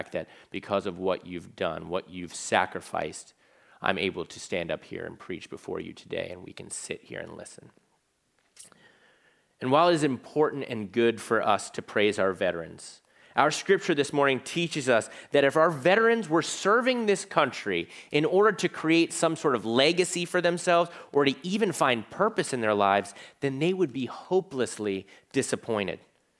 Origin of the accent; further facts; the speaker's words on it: Virginia Beach, Virginia, United States; because I'm from Virginia Beach, Virginia. Half of it's Navy. Half of my church growing up was Navy.